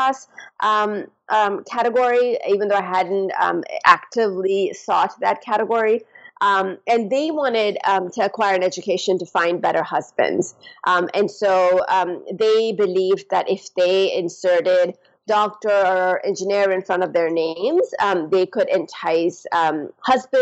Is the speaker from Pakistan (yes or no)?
yes; Pakistan; moved away; I'm from Pakistan. And so I went back to the community where I grew up